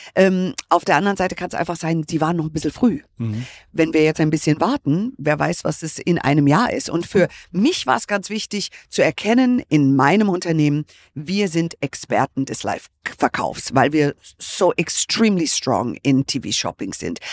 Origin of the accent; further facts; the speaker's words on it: United States; moved away; ich bin ja Amerikanerin